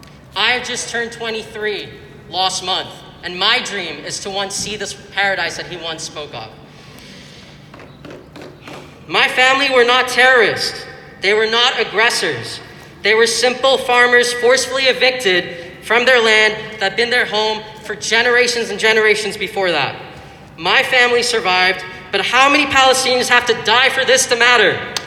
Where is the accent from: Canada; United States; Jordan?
Jordan; born there; I was born in Jordan. If anyone's born in Jordan over here.